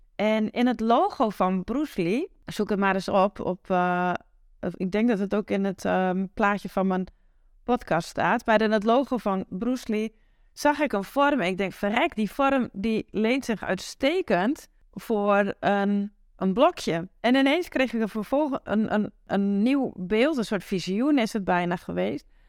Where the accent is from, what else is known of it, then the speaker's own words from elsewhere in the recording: Twente countryside, Overijssel, Netherlands; accent: Twents; waar ik vandaan kom, uh, het Twentse platteland. Dat hoor je vast wel in mijn accent